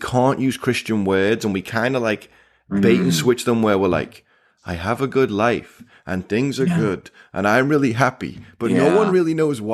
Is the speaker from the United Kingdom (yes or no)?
yes; England, United Kingdom; moved away; growing up in England, we had hedgehog-flavored chips